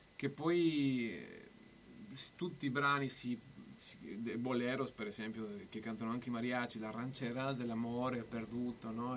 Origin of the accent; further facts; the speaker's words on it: Mexico; Italian is a second language; now in Bologna, Italy; essendo messicano che amo tanto il Messico